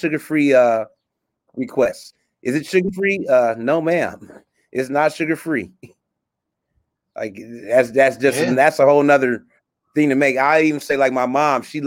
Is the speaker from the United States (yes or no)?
yes; California, United States; I'm born and raised in Cali